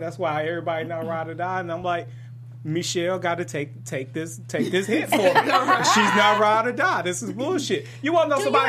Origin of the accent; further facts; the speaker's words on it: Detroit, Michigan, United States; I am from Detroit